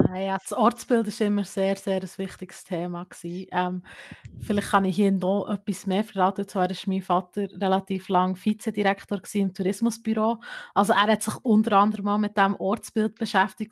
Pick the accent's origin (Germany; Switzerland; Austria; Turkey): Switzerland; Gstaad, Bern; moved away as an adult; ich bin gebürtige Gestaderin, muss man hier kurz sagen. Ich habe 18 Jahre lang dort gelebt und bin dann für das Studium eigentlich nach Bern umgezügelt.